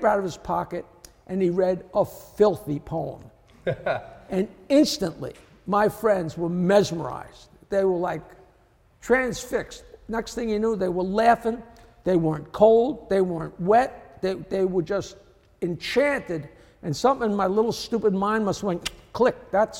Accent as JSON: {"language": "English", "town": "East Norwich", "region": "New York", "country": "United States", "tie": "born or raised there", "said": "I grew up in East Norwich, which was a little town on the north shore of Long Island"}